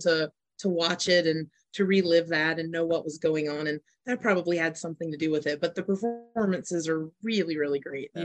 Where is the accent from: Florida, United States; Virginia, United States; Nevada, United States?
Nevada, United States; Las Vegas; I'm from Las Vegas, I'm Las Vegas based